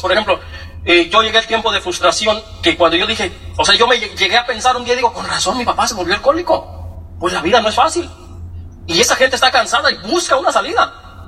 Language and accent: Spanish; Michoacán, Mexico; also born or lived in Morelia, Michoacán; Yo, nací en Michoacán, eh, pues muy chiquito nací yo